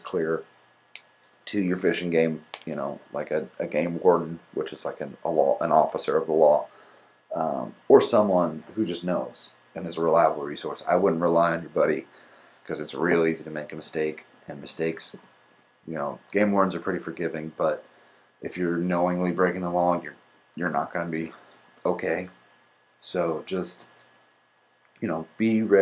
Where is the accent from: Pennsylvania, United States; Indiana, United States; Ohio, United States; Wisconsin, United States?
Indiana, United States; moved away; I'm from Indiana originally